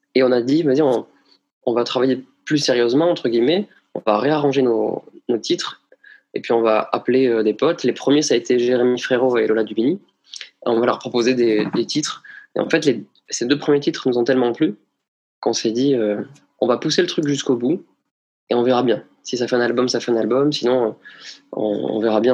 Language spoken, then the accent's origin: French; Bagnères-de-Bigorre, Occitania, France; je suis né à Bagnères de Bigorre le 20 février 1988